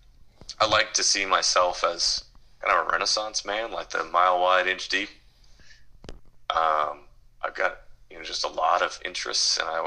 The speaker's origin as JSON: {"language": "English", "town": "Minneapolis", "region": "Minnesota", "country": "United States", "tie": "born or raised there", "said": "I was born in Minneapolis, May 6th, 1987, to Steve and Mary"}